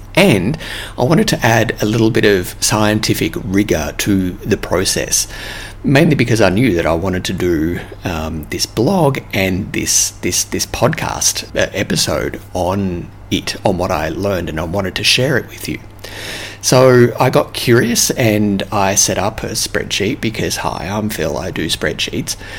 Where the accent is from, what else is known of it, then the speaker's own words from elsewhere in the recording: Australia; accent: Australian; moved away; my Australian accent